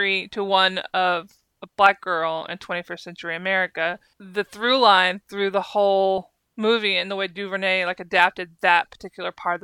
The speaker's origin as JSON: {"language": "English", "country": "United States", "said": "as an American who used to watch her talk show"}